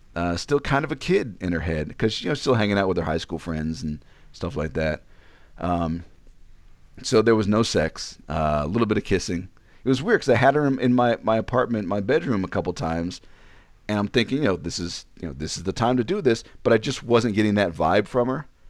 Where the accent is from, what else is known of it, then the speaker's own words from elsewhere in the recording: Ashburn, Virginia, United States; moved away; also born or lived in Illinois; I come from Ashburn, Virginia